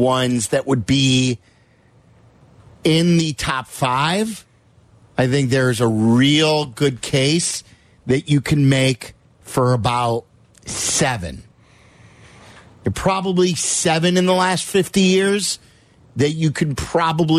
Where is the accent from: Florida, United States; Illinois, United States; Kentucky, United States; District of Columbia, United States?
Illinois, United States; Chicago; growing up in Chicago